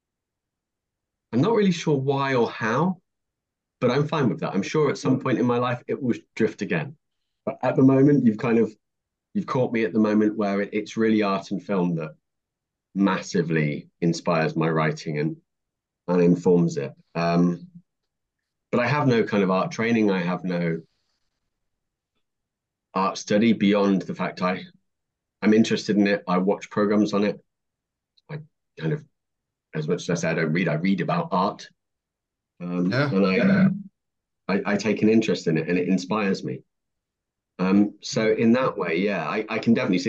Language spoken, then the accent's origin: English; United Kingdom; moved away as an adult; now in London, United Kingdom; I'm a northerner